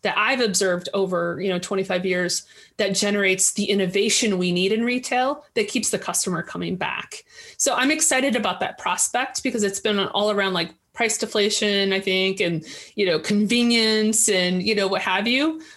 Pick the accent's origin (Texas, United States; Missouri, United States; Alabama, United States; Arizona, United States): Missouri, United States; St. Louis; as a kid growing up in St. Louis, Missouri